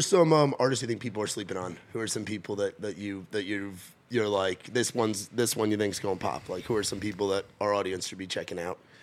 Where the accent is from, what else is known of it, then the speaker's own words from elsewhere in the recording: New York, United States; moved away; I grew up in New York and was involved in that Jersey, New York